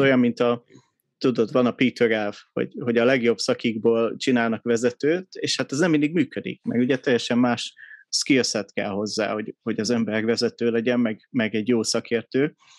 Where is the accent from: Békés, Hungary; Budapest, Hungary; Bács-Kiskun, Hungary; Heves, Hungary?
Budapest, Hungary; 83-ban születtem Budapesten